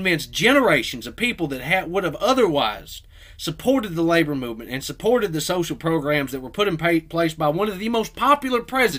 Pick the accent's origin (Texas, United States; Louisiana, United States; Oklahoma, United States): Oklahoma, United States